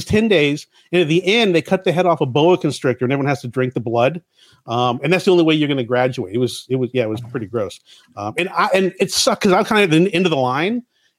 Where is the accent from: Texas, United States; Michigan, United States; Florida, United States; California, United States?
Florida, United States; I was a fat kid growing up in Florida